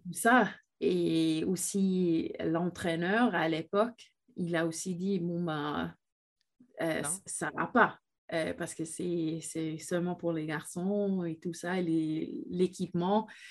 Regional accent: Switzerland; je viens de la Suisse pendant 13 ans.

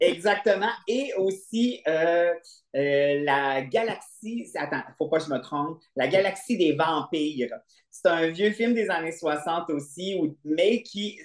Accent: Quebec City, Quebec, Canada; je viens de Québec, puis j'habitais à Beauport, puis on avait un vieux cinéma de quartier

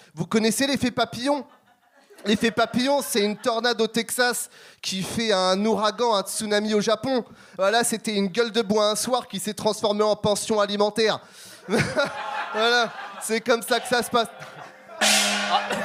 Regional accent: Longueuil, Quebec, Canada; je viens de Longueuil

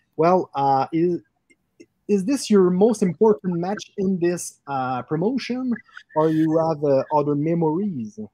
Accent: Quebec City, Quebec, Canada; we are uh, located in Quebec City, Canada

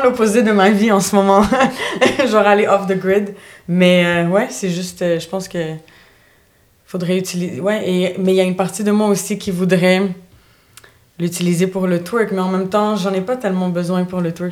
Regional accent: Montreal, Quebec, Canada; also born or lived in Bulgaria; j'ai toujours vécu à, presque toute ma vie à Montréal.

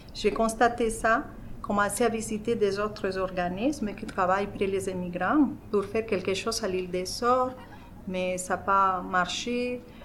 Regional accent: Colombia; French is a second language; moved away as an adult; now in Verdun, Canada; je suis colombienne.

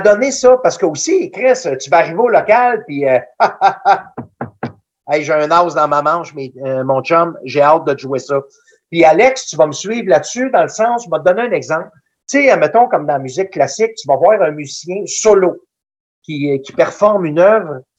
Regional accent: Danville, Quebec, Canada; il était venu chez nous, à Danville

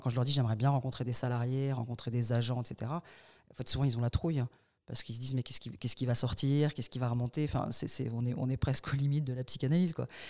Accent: Paris, Île-de-France, France; moved away as an adult; now in Bordeaux, France; je suis parisienne au départ

